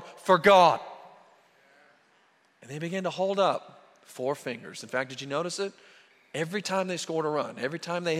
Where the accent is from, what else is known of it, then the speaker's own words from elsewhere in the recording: near Norman, Oklahoma, United States; I grew up near Norman, and so obviously I'm an OU fan